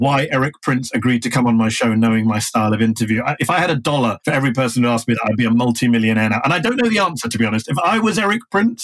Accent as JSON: {"language": "English", "country": "United Kingdom", "moved": "as an adult", "lives_now": "United States", "said": "I'm both British and American at the same time"}